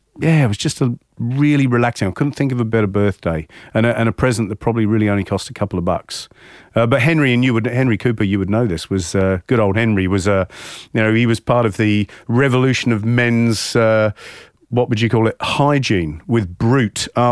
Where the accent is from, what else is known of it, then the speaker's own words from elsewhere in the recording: England, United Kingdom; certainly growing up in England